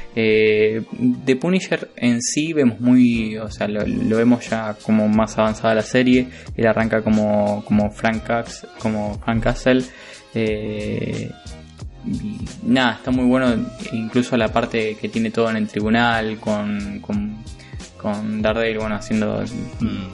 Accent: Argentina; nosotros como argentinos

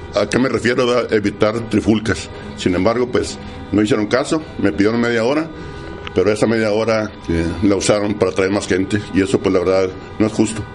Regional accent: Delicias, Chihuahua, Mexico; somos familia de Delicia, somos amigos de Delicia, ustedes agricultores me conocen

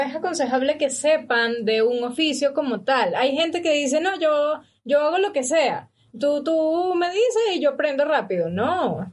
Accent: Valencia, Carabobo, Venezuela; also born or lived in San Felipe; now in Ecuador; yo nací en Valencia, okay. pero me registraron en San Felipe

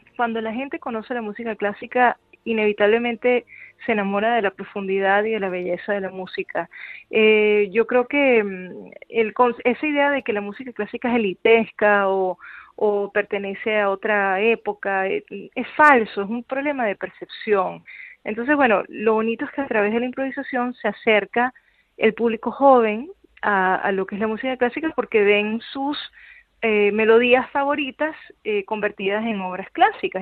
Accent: Venezuela; moved away; yo soy venezolana

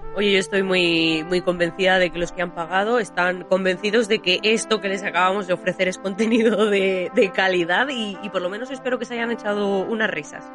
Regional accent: Granada, Andalusia, Spain; moved away as an adult; now in Madrid, Spain; Yo soy de Granada y me vine a Madrid, a la gran ciudad, a, a estudiar estudiar a la universidad

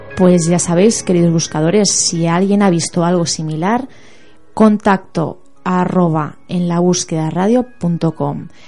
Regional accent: Mexico; now in Mérida, Mexico

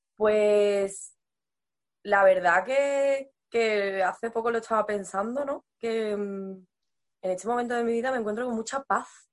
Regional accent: Seville province, Andalusia, Spain; moved away as an adult; yo soy sevillana, soy, mi familia es de la ciudad, de Sevilla a Sevilla, pero yo en realidad ellos se mudaron a un pueblo y yo me he criado en ese pueblo

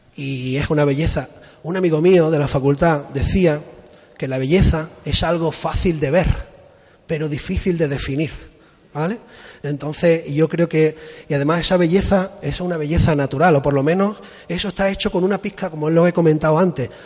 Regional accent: Spain; also born or lived in Japan / Málaga; aunque me he criado en la costa, yo soy de Torró

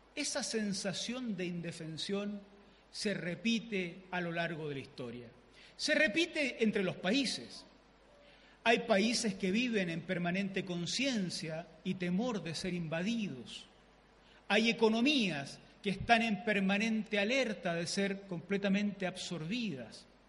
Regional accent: southern Chile, Chile; yo soy el chileno típico

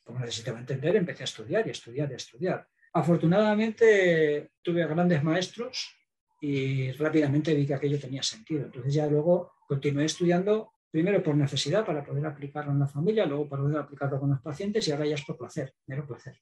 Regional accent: Zaragoza, Aragon, Spain; yo soy de Zaragoza

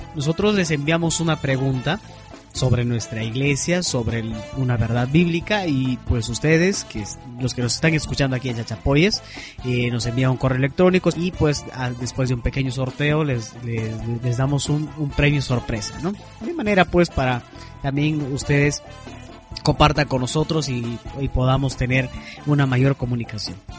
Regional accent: Peru; nosotros que somos peruanos

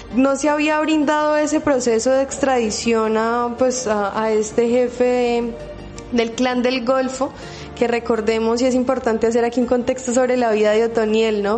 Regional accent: Colombia; como colombianos

